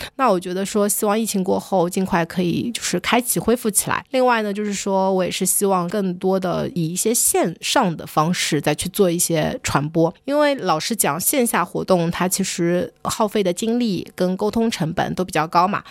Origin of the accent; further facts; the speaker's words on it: China; 我在中国长大